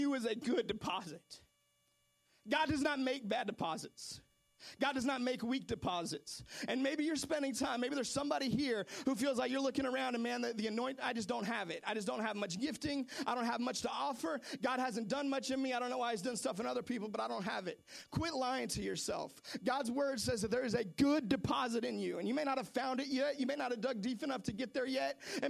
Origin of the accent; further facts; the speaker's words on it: Seattle, Washington, United States; I'm from Seattle